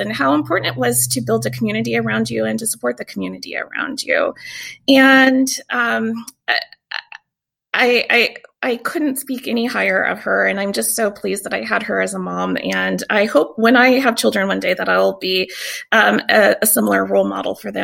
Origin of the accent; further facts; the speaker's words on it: Tacoma, Washington, United States; also born or lived in Vicksburg, Mississippi; So I'm also from Tacoma. I wasn't born in Tacoma. I was actually born in Vicksburg, Mississippi